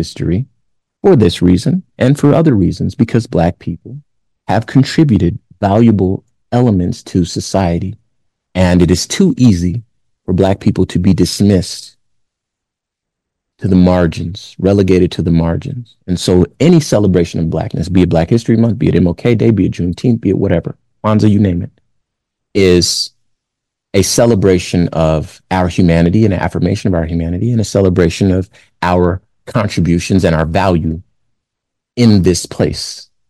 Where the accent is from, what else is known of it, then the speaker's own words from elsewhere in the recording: Compton, California, United States; I look around my neighborhood. I'm from Compton, famously. Look around my neighborhood.